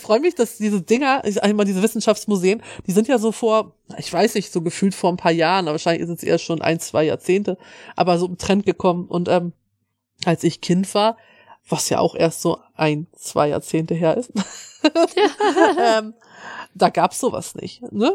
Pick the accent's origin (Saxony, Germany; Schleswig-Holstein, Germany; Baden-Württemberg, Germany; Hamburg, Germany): Schleswig-Holstein, Germany; wir sind halt aus Schleswig-Holstein